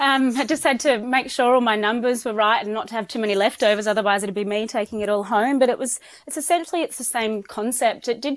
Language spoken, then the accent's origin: English; Byron Bay, New South Wales, Australia; Look, I'm originally from Byron Bay and I've been wanting to move back ever since I left 20 years ago.